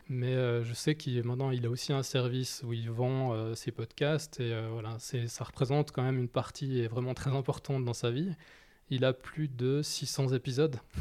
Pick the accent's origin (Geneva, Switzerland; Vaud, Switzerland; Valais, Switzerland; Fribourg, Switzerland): Geneva, Switzerland; j'ai grandi à Genève